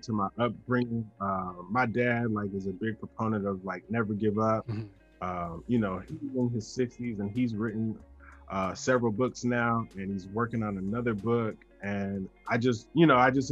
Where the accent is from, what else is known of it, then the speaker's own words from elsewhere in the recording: the American South, United States; being born in America, living in the South